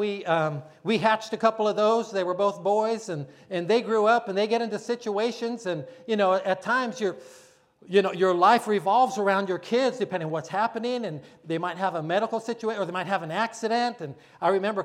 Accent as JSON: {"language": "English", "region": "Florida", "country": "United States", "said": "I'm from Florida"}